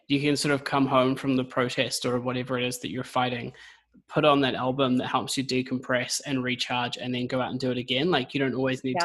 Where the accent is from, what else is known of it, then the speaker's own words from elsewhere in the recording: New Zealand; now in United Kingdom; I'm a Kiwi. I'm in the UK at the moment.